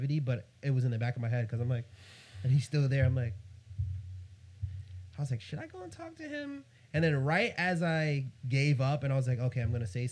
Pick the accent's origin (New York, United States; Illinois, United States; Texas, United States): New York, United States; I'm from New York